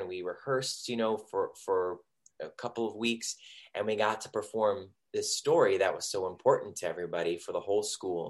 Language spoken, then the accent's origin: English; Cleveland, Ohio, United States; I grew up in Cleveland, Ohio